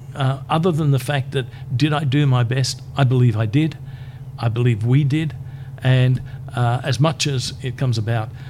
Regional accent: Brisbane, Queensland, Australia; also born or lived in Charters Towers; I came back to Brisbane because this is my hometown.

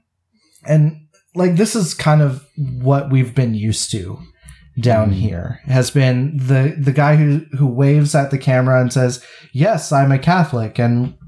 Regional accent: Canada; We're Canadians

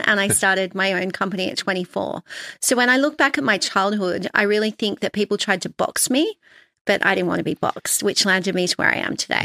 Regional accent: Sydney, New South Wales, Australia; also born or lived in London; I had a normal childhood growing up in Sydney on the North Shore

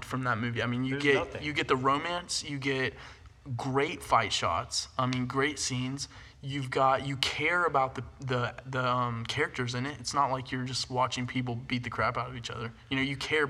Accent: United States; I am an American

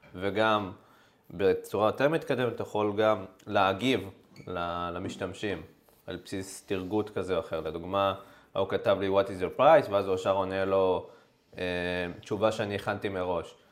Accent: Israel; אנחנו כישראלים

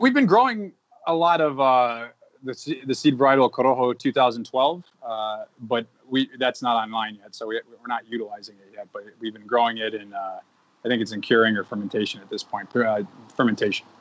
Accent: Massachusetts, United States; I grew up in Massachusetts

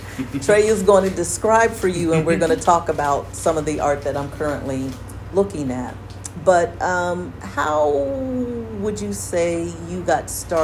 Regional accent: Philadelphia, Pennsylvania, United States; I grew up in Philadelphia.

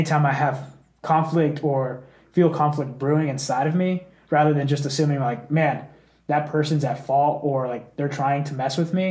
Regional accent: Dallas, Texas, United States; I grew up in the Dallas area

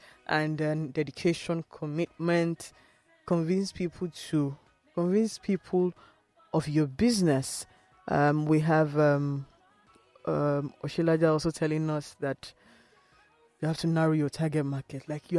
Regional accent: Nigeria; as a Nigerian, living in Nigeria, running a business, having challenges of funds, having infrastructure problems

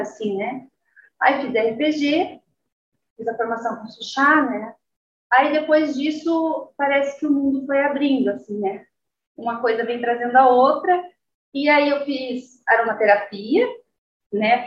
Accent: Guarapuava, Paraná, Brazil; moved away; also born or lived in Londrina; Eu nasci em Guarapuava e mudei para Londrina

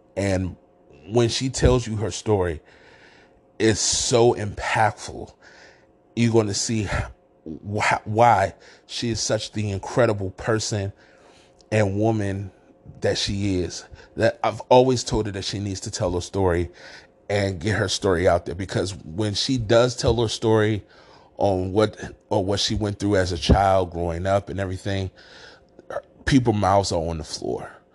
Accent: Washington, District of Columbia, United States; moved away as an adult; also born or lived in Council Bluffs, Iowa; now in Rochester, United States; I'm originally from Washington, D C.

